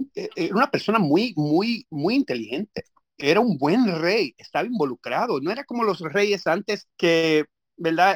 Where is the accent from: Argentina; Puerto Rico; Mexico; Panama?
Puerto Rico; moved away; mi mamá es americana, pero yo me crié en Puerto Rico